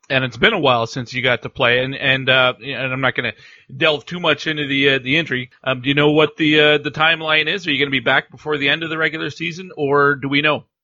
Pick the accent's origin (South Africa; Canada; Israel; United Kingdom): Canada; Cold Lake, Alberta; a Cold Lake guy myself